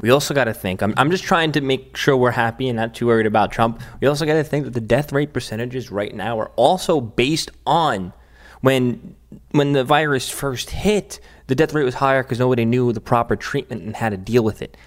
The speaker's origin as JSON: {"language": "English", "town": "New York City", "region": "New York", "country": "United States", "tie": "born or raised there", "moved": "yes", "said": "This is my hometown, Staten Island"}